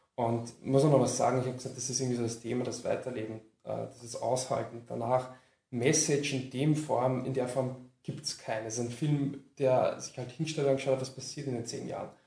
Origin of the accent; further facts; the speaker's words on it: Lower Austria, Austria; ich komme aus Niederösterreich